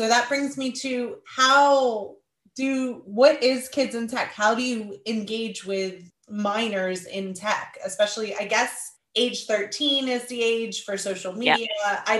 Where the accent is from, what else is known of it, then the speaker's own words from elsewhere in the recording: United States; moved away as an adult; now in United Kingdom; obviously I'm American living in the UK